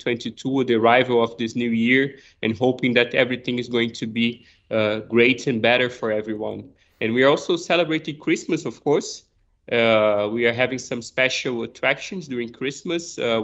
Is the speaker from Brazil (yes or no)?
yes; Brazil; moved away; We grew up playing football